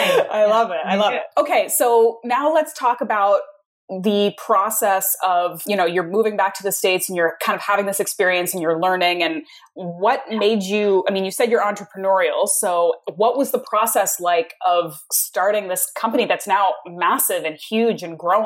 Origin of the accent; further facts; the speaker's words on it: Canada; I grew up in Canada. So I kind of always had a little bit of French happening because it's two official languages.